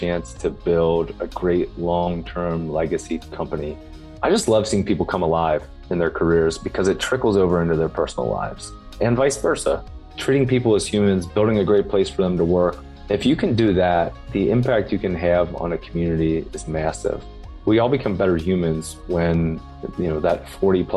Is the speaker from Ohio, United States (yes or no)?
yes; Cincinnati, Ohio, United States; I'm from Cincinnati, Ohio